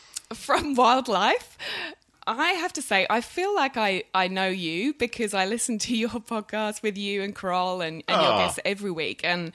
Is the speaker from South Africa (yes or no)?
no; England, United Kingdom; moved away; I am the English one, but I'm not sure my accent reflects that.